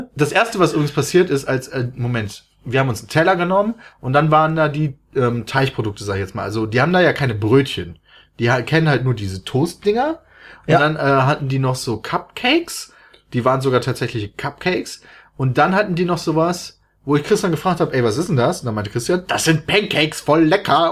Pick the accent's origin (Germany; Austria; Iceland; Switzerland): Germany; ich komme aus Deutschland